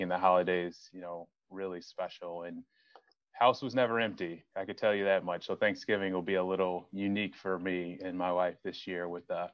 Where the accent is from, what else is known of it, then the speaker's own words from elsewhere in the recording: Chicago, Illinois, United States; I grew up in the South Suburbs of Chicago.